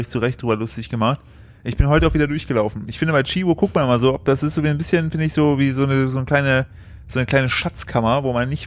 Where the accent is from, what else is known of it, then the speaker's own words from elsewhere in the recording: East Germany, Germany; hallo, ich komme aus dem Osten und ich wähle nicht AfD, ich bin eine Rarität.